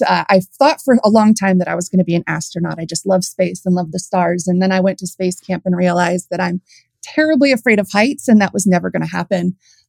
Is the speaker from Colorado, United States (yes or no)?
no; San Diego, California, United States; I was born in San Diego. So typical California upbringing. I love the beach.